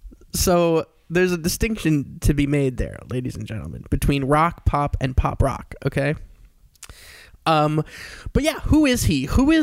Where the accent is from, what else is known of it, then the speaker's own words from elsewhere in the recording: Long Island, New York, United States; Long Island, New York.